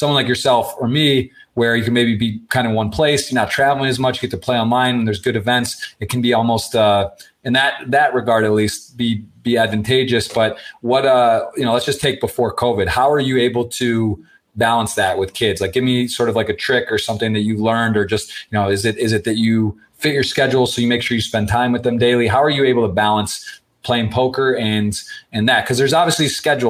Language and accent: English; Ann Arbor, Michigan, United States; I was born and raised in Ann Arbor, Michigan